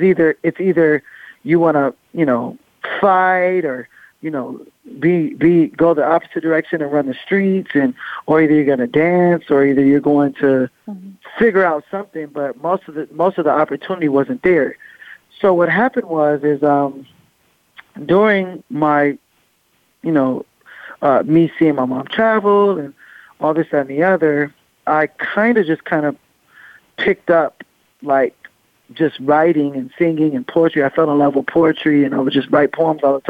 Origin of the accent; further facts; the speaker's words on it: Long Beach, California, United States; I come from Long Beach